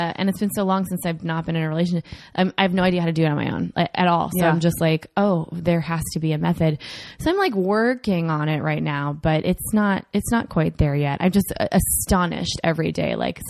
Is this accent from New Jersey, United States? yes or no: no; Minneapolis, Minnesota, United States; born or raised there